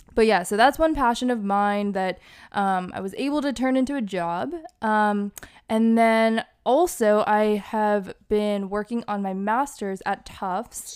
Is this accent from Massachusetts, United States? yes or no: yes; Hawaii, Massachusetts, United States; also born or lived in Boston, Massachusetts; I was born in the burbs of Massachusetts, and I grew up partially in Massachusetts, but I also grew up in Hawaii